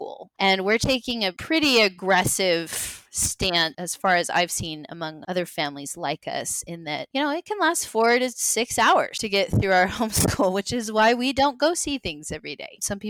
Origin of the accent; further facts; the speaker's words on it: United States; We're obviously American